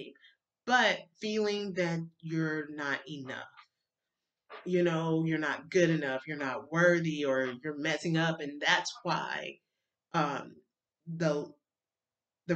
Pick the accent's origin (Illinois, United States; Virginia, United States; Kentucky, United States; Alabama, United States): Alabama, United States; I grew up in Baptist church in Alabama